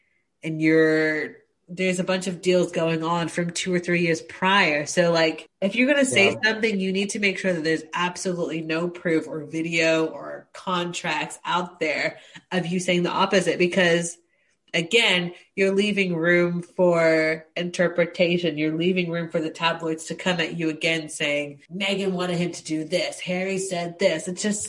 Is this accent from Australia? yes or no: yes; Australia; also born or lived in United States; No shade to Americans. I'm married to one, but I also lived in the US for years. But being Australian, I grew up learning about the monarchy.